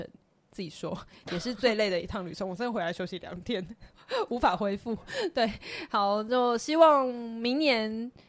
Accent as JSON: {"language": "Chinese", "country": "Taiwan", "said": "拍这样台湾人啦，我们台湾人啦"}